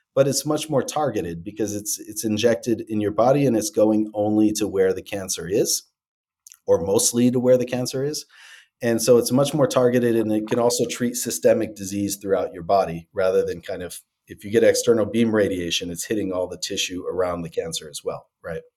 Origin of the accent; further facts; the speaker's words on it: Detroit, Michigan, United States; I'm from Detroit originally